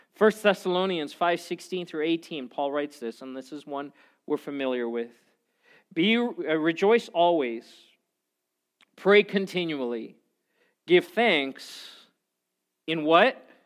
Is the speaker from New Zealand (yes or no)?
no; South Africa; I'm from South Africa, which is right by Zimbabwe